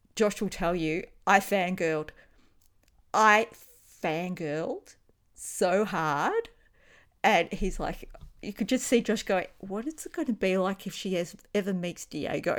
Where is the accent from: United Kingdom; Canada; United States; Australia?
Australia; accent: Australian; It's my Australian accent.